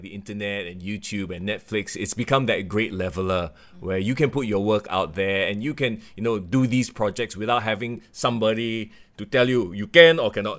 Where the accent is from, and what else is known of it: Singapore